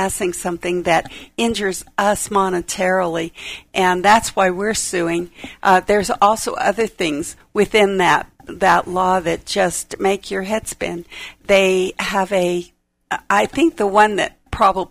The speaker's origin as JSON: {"language": "English", "country": "United States", "tie": "born or raised there", "also_born_or_lived": "Klamath Falls, Oregon / Hawaii", "said": "I was born in Klamath Falls, Oregon. We came here via Hawaii. My dad was in the Korean conflict, and when he got out, we came here when I was three"}